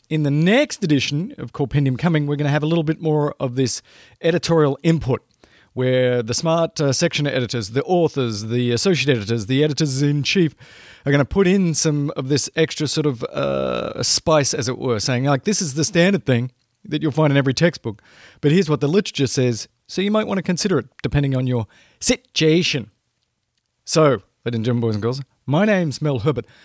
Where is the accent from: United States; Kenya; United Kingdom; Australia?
Australia; moved away; I grew up in Australia